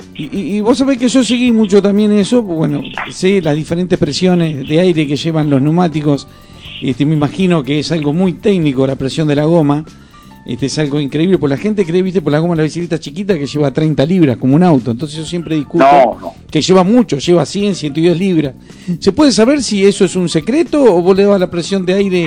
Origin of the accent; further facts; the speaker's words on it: Uruguay; moved away as an adult; now in Argentina; yo me crié en el Uruguay, este, durante 18 años viví en el Uruguay, después vine para acá, para Argentina